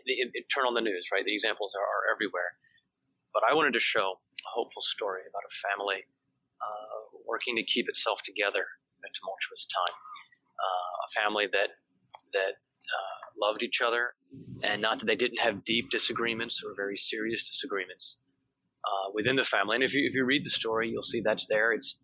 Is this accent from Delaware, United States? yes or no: yes; Delaware, United States; moved away as an adult; now in Washington, D.C., United States; I'm the oldest of five. I grew up in Delaware, and so a tiny place.